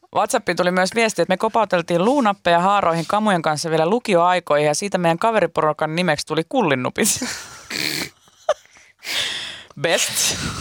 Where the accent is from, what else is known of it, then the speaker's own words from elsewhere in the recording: Pori, Satakunta, Finland; ainakin meillä Porissa